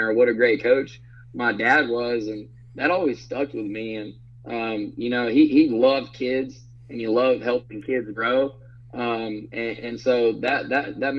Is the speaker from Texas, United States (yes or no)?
yes; Brownwood, Texas, United States; born or raised there